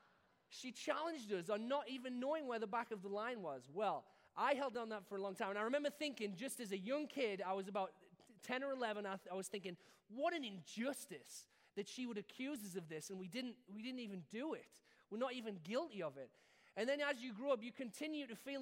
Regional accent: United Kingdom; being British

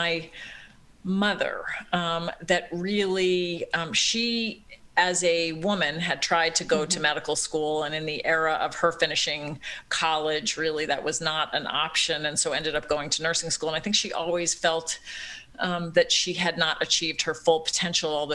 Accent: Long Island, New York, United States; moved away as an adult; also born or lived in Philadelphia, Pennsylvania; now in Cincinnati, United States; I am a New Yorker, East Coast girl, born in Philadelphia, grew up in Long Island

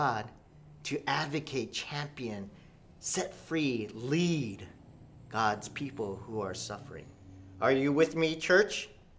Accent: United States; I'm Korean American. I'm Korean, and I'm American, so I'm bicultural in two cultures.

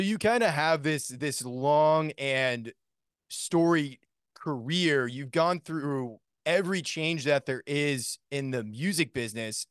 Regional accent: Maine, United States; I grew up in Maine

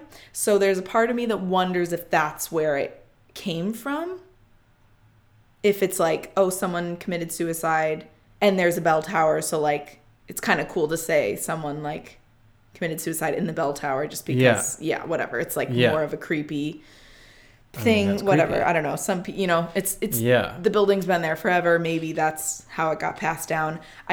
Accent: Midwest, United States; But yeah, we say Lemon because we're from the Midwest and we're annoying.

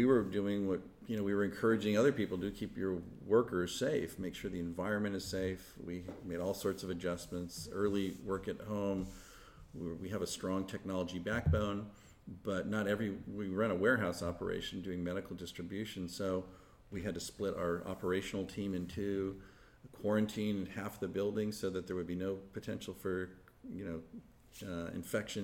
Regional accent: Palo Alto, California, United States; also born or lived in Wisconsin / Thailand; we rented a little house in Palo Alto, which at the time was a small, sleepy college town. So when my dad was killed, we ended up staying in Palo Alto. So that's where I grew up

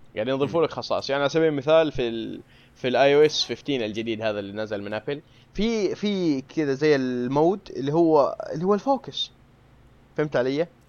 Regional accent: Saudi Arabia; هنا عندنا في السعوديه

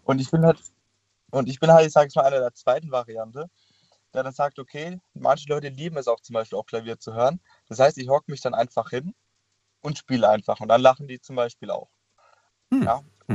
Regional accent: Karlsruhe, Baden-Württemberg, Germany; ich komme ja aus Karlsruhe

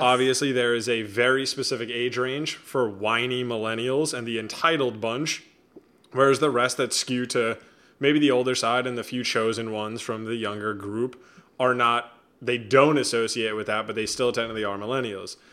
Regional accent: United States; I'm an American

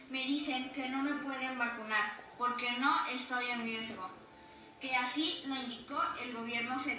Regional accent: Xalapa, Veracruz, Mexico; de Jalapa, Veracruz.

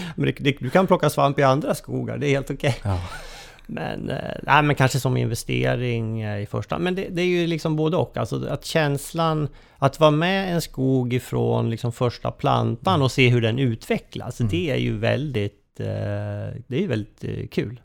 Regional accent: Köping, Västmanland, Sweden; jag är ju eh, från Köping

